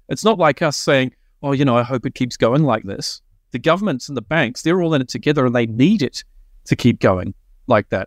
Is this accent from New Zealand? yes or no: yes; New Zealand; now in Australia; I'm a Kiwi